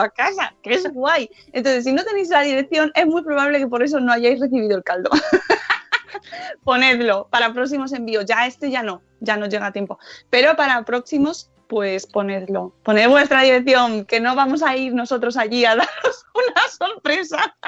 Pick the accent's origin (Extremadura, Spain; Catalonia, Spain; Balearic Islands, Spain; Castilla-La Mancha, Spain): Extremadura, Spain; Guijo de Santa Bárbara; mi pueblo en Cáceres, Guijo de Santa Bárbara